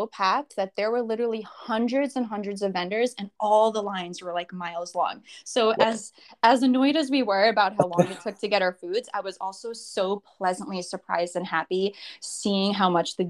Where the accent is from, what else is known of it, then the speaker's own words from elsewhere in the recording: New York, United States; now in Florida, United States; I've only been here in Florida for a short while. I still have my place in New York, and I am still a New Yorker.